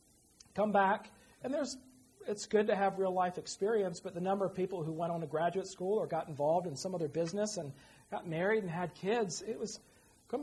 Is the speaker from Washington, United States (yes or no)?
no; Virginia, United States; moved away; my hometown because she thought it was cute. And it is. Rolling hill, horse country right at the foot of the Blue Ridge